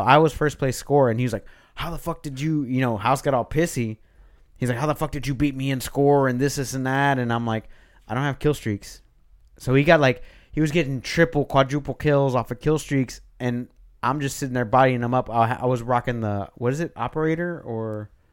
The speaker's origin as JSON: {"language": "English", "region": "Texas", "country": "United States", "said": "I'm from Texas too"}